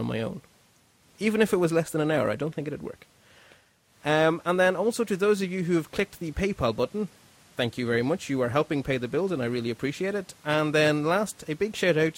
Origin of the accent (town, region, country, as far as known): Ireland